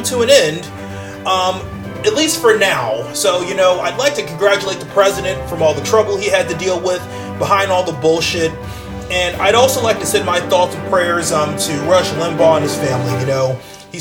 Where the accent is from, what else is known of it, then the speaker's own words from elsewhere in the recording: United States; an American taxpayer